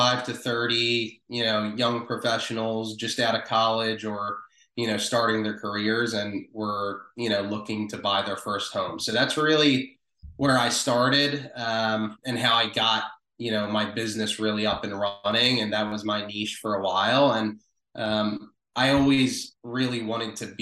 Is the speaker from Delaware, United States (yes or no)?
yes; Wilmington, Delaware, United States; moved away as an adult; also born or lived in South Philadelphia, Pennsylvania; now in Philadelphia, United States; I was born in South Philadelphia. I grew up in Wilmington, Delaware, so about literally 20 minutes south of South Philly.